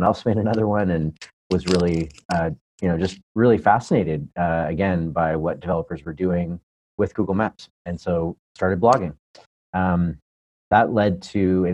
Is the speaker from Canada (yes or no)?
yes; Southern Ontario, Canada; moved away as an adult; now in Palo Alto, United States; I hail from Southern Ontario, Canada, originally from Canada